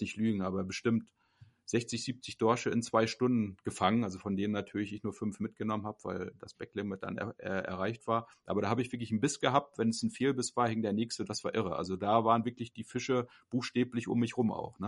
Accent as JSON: {"language": "German", "town": "Kühlungsborn", "region": "Mecklenburg-Vorpommern", "country": "Germany", "tie": "born or raised there", "moved": "yes", "said": "ich bin geboren in Kühlungsborn, das äh, größte Ostseebad Mecklenburgs"}